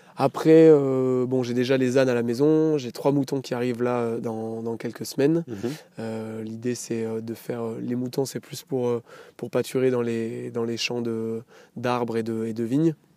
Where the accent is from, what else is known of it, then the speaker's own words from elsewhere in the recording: Saint-Barthélemy-le-Plain, Auvergne-Rhône-Alpes, France; j'ai grandi donc à Saint-Barthélemy-le-Plein dans le village où je me suis installé